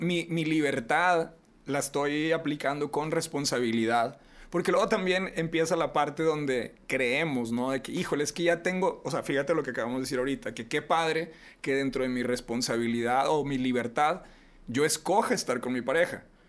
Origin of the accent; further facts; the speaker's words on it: Reynosa, Tamaulipas, Mexico; moved away; soy de Reynosa